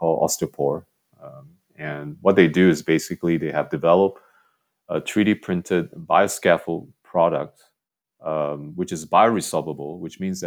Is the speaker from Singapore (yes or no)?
yes; Singapore; growing up in Singapore